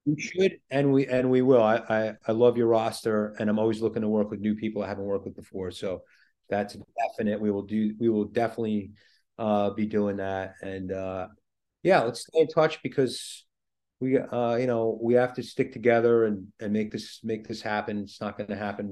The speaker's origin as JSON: {"language": "English", "area": "Long Island", "region": "New York", "country": "United States", "said": "as you could tell from my accent, I'm from Long Island"}